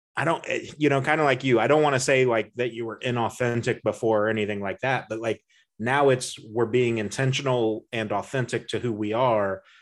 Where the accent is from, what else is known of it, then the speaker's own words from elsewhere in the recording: Indiana, United States; we're both from Indiana